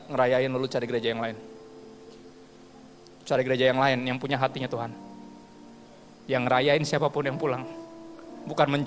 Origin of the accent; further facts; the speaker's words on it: Ambon, Maluku, Indonesia; Gue juga orang Ambon, gue ngerti.